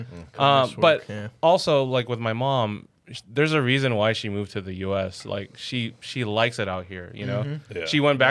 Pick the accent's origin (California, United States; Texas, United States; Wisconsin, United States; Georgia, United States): California, United States; Los Angeles; first language English; also born or lived in Glendale / El Sereno; I grew up in Glassell Park, so it was a lot of, avenues. It was a lot of Filipino gangs, too